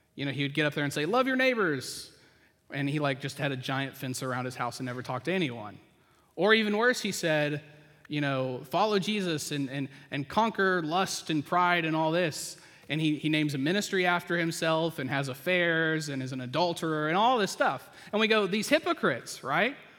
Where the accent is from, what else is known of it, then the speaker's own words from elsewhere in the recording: the South, United States; I grew up in the South